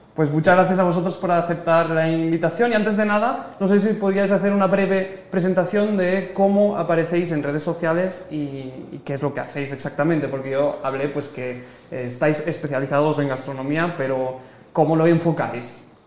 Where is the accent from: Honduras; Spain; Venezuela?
Spain; now in Guatemala; yo soy español en Guatemala